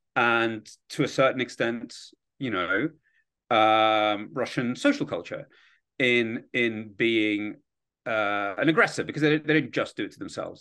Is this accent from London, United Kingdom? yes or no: yes; London, United Kingdom; born or raised there; accent: British; moved away as an adult; also born or lived in Kyiv, Ukraine; now in Washington, D.C., United States